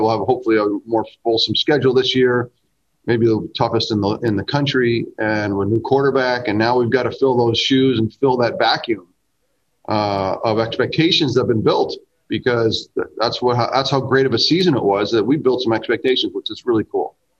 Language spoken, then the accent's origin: English; Greenwich, Connecticut, United States; I'm from Greenwich, Connecticut.